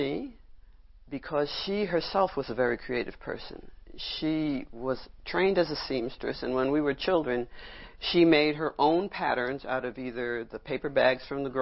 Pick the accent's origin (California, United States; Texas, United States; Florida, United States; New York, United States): New York, United States; New York City; I grew up in Brooklyn